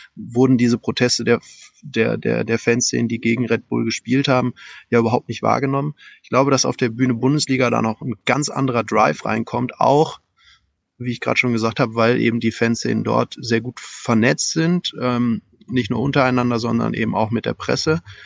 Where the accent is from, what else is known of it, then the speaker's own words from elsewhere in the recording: Germany; bei uns in Deutschland